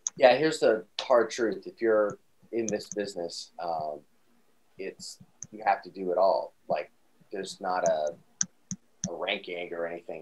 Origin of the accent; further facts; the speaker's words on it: Atlanta, Georgia, United States; my hometown, Atlanta, Georgia